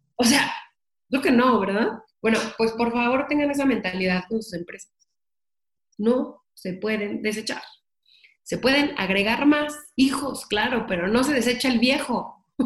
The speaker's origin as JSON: {"language": "Spanish", "country": "Mexico", "said": "soy la primera mexicana o mexicano que compra las licencias de Universal para piñatas"}